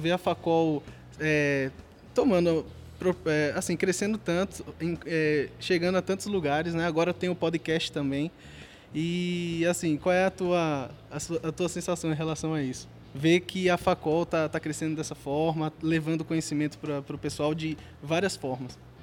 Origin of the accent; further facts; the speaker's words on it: João Alfredo, Pernambuco, Brazil; como eu sou lá de João Fredo também